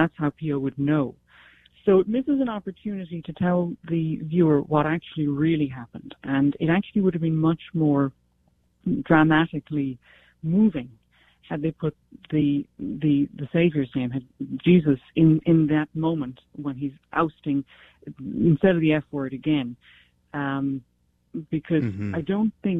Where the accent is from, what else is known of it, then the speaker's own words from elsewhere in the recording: County Cork, Munster, Ireland; I was brought up in Ireland. I was brought up in Ireland with children who had quite filthy mouths. I'm from County Cork